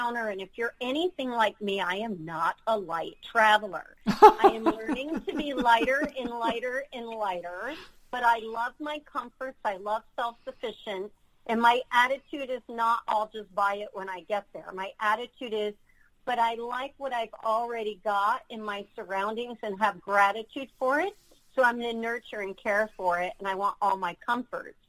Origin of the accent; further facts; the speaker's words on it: New York, United States; moved away; also born or lived in Florida; I'm from New York, was living in Florida